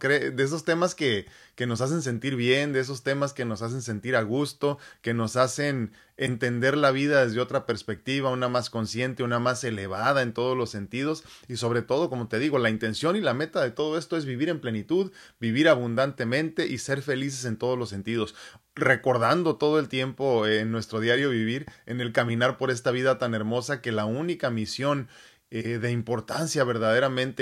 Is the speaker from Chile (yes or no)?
no; Mexico City, Mexico; si yo nací en México, Distrito Federal